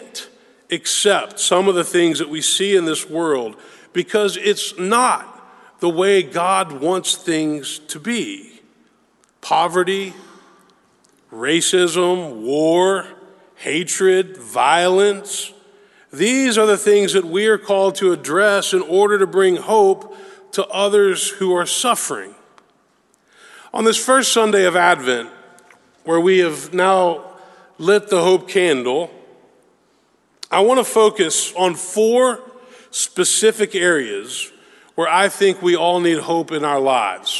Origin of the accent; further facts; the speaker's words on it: Memphis, Tennessee, United States; growing up in Memphis, Tennessee